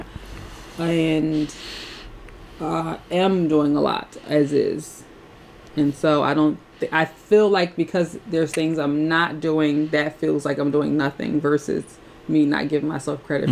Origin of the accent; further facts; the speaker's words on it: Philadelphia, Pennsylvania, United States; I grew up in Philly, but my family is originally from South Carolina